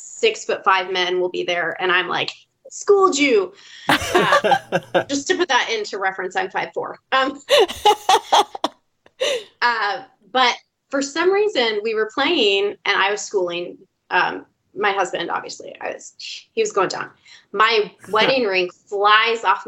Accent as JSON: {"language": "English", "town": "Seattle", "region": "Washington", "country": "United States", "said": "I'm from Seattle"}